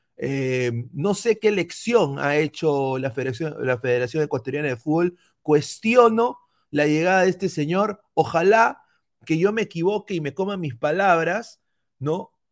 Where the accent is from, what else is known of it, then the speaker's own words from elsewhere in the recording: Peru; now in United States; como peruano